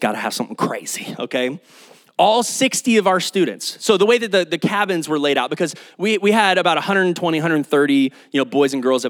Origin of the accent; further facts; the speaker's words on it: Kyle, Texas, United States; also born or lived in Oklahoma; Kyle and Austin area is my hometown. This is where I call home